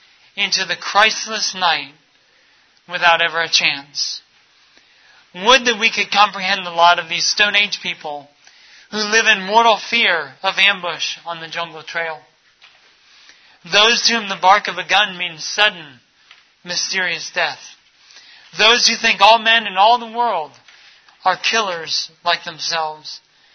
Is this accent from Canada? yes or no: no; Minnesota, United States; born there; also born or lived in Texas / Ecuador / Mali / Florida; Growing up, I was born in Minnesota, in the frigid north. We moved to Texas, spent some time in Ecuador from time to time. We moved over to Mali, West Africa for a year, and then moved back to the U.S. and down into Florida.